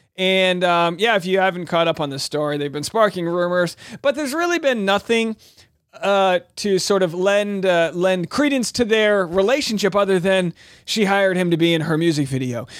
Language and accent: English; New England, United States; I'm from New England